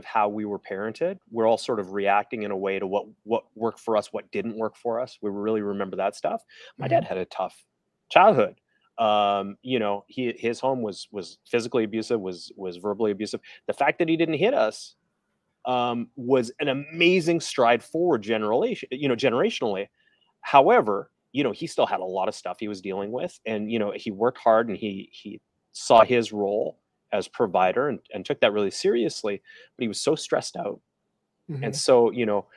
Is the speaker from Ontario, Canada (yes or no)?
no; Calgary, Alberta, Canada; now in Toronto, Canada; I'm from out west. I'm from Calgary, which is kind of like Texas, Canada